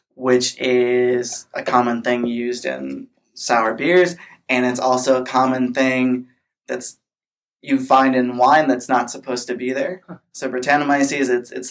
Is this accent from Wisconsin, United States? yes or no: no; Minnesota, United States; now in California, United States; I'm from Minnesota